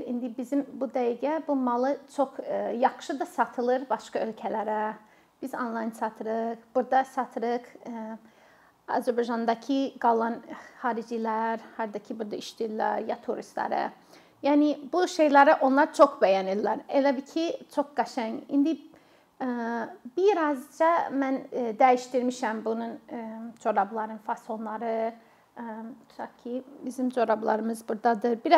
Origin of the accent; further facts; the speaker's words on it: Minnesota, United States; Azerbaijani is a second language; moved away as an adult; also born or lived in Qusar, Azerbaijan; now in Azerbaijan; E, mən özüm Amerikalıyam, Minnesota ştatındanam. 17 ildir Azərbaycanda yaşayıram.